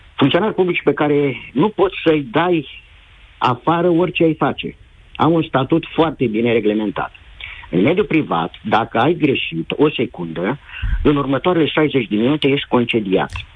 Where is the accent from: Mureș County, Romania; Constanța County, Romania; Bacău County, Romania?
Bacău County, Romania; Bacău; eu sunt din Bacău